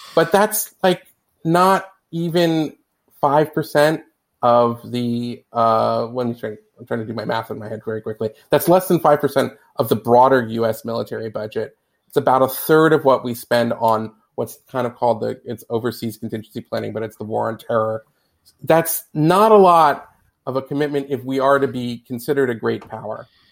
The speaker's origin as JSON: {"language": "English", "country": "United States"}